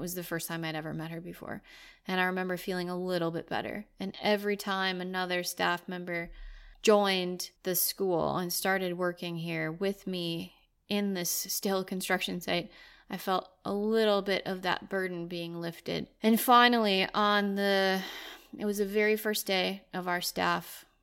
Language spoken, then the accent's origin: English; United States; moved away as an adult; now in Sweden; we're both American, our families are from there